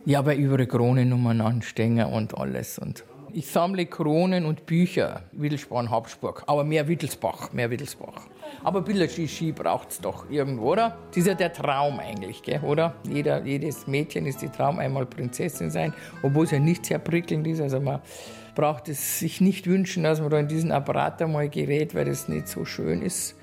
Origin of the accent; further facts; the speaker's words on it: Aichach, Bavaria, Germany; ich bin ja eigentlich aus Eichach, also geborene Eicherin